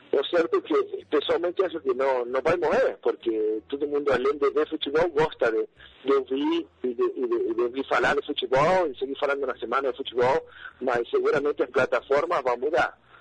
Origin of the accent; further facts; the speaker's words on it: Paraná, Entre Ríos, Argentina; Portuguese is a second language; moved away as an adult; also born or lived in Santa Fe, Argentina; now in Porto Alegre, Brazil; Eu, eu nasci na cidade de Santa Fé, capital do estado de Santa Fé, mas sempre morei em Paraná, a capital de Entre Rios